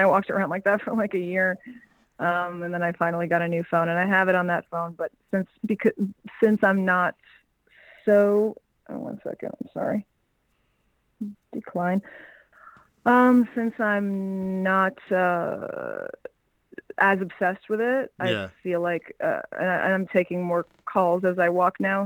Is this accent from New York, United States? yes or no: yes; New York City, New York, United States; also born or lived in Los Angeles; I'm originally from New York, from Forest Hills, Queens, and I went to Brooklyn Tech for high school. And yeah, never left New York, born and raised